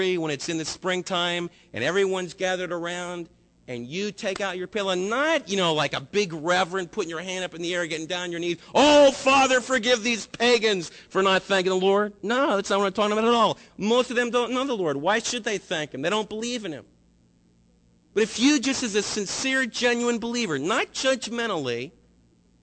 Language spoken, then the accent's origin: English; United States; us as American believers